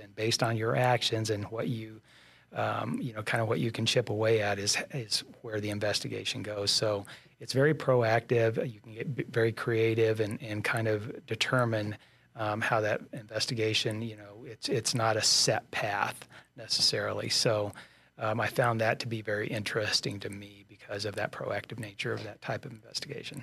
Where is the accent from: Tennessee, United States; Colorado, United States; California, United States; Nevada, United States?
Colorado, United States; also born or lived in San Luis Valley, Colorado / Castle Rock, Colorado / Pueblo, Colorado; I was born and raised in Colorado